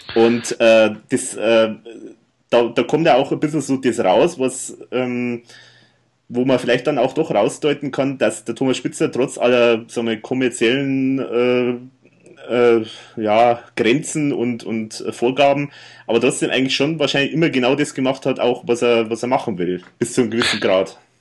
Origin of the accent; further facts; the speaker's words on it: Erding, Bavaria, Germany; bei mir in meiner Heimatstadt waren, also hier in Erding